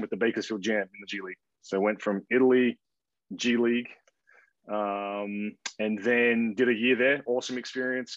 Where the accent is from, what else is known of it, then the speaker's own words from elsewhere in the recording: Perth, Western Australia, Australia; moved away as an adult; also born or lived in Canberra, Australia / Missouri, United States / Oregon, United States; born and raised in Perth, Australia. Grew up there, played all my junior basketball